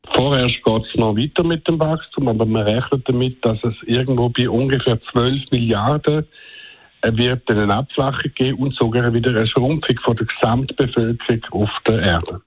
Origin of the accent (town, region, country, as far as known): Switzerland